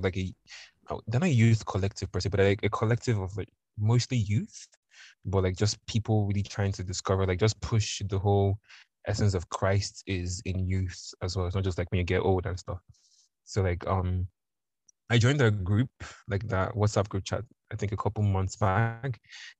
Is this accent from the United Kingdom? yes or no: no; Nigeria; accent: Nigerian; because I used the accent so much, it just kind of slipped into like my normal Nigerian accent.